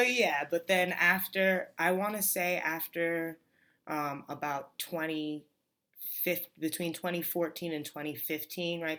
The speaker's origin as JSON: {"language": "English", "region": "New York", "country": "United States", "tie": "born or raised there", "moved": "as an adult", "lives_now": "Arizona, United States", "said": "I grew up in New York."}